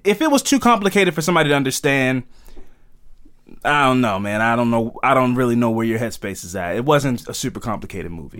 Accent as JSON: {"language": "English", "country": "United States", "accent": "American", "said": "We're from America"}